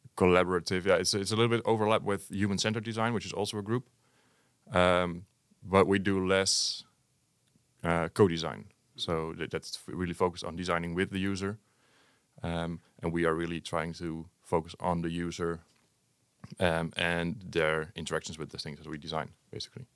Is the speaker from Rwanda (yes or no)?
no; Hengelo, Overijssel, Netherlands; also born or lived in Enschede; I'm originally from Hengelo also